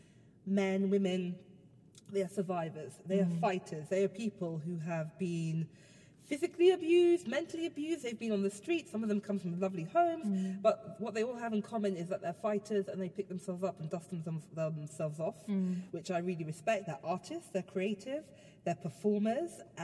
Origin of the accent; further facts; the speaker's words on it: London, United Kingdom; I grew up very central London. I grew up near Marble Arch, which is like the centre of the known universe